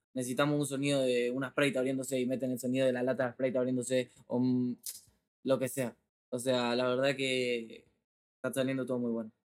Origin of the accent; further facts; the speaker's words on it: Argentina; estoy en México, vengo de Argentina, de mi barrio